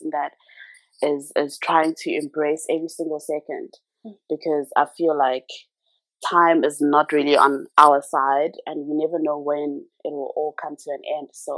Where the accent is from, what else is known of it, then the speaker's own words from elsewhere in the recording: Ladysmith, KwaZulu-Natal, South Africa; moved away; I'm originally from Ladysmith in KZN. Mm-hmm. I was born and bred there.